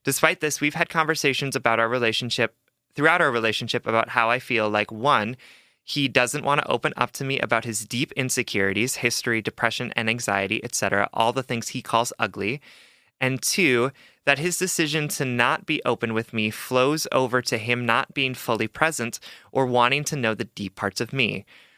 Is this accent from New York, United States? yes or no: no; Hawaii, United States; I'm Asian. I'm from Hawaii. I'm bi, and I've been both monogamous and poly at different points in my life.